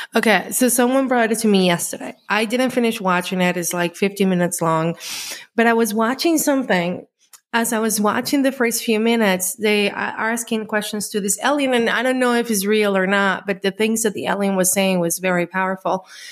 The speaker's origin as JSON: {"language": "English", "country": "Colombia", "tie": "born or raised there", "said": "I grew up in Colombia"}